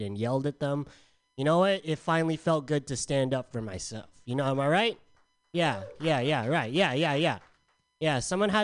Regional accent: San Diego, California, United States; moved away; I'm from San Diego.

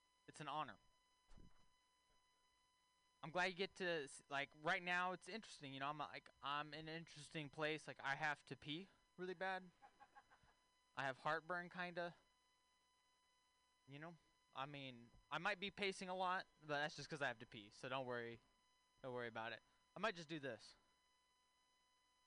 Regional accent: Texas, United States; moved away; I'm from Texas originally

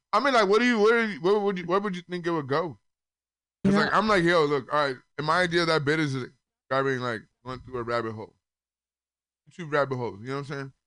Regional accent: Compton, California, United States; from uh, Compton, California

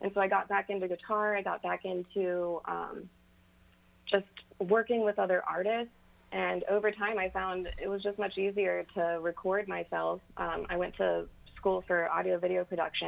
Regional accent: Kentucky, United States; growing up in Kentucky, you hear a lot of country music

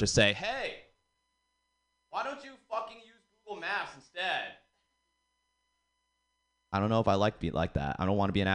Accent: Boston, Massachusetts, United States; accent: Boston; now in San Francisco, United States; I'm from Boston, a lot of girls like they ask me, they want me to do the accent

